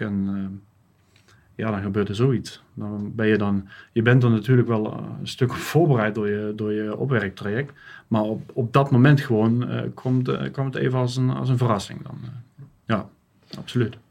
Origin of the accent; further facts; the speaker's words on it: Netherlands; moved away as an adult; now in Germany; ben geboren in Nederland. Ik woon, eh, woon nu sinds uh, tien jaar in Duitsland